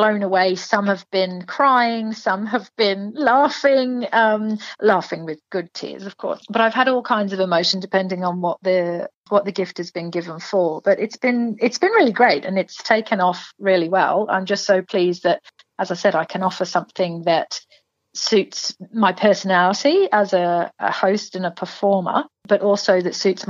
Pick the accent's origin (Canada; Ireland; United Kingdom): United Kingdom; England; now in Toowoomba, Australia; So obviously from my accent, so I'm from England.